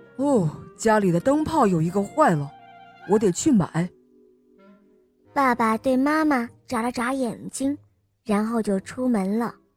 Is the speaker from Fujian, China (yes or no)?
yes; Xiamen, Fujian, China; 我今年四岁半了，我来自厦门